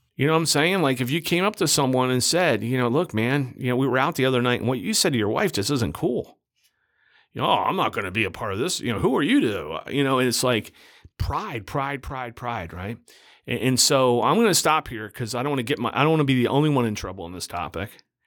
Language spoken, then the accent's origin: English; United States; as an American Christian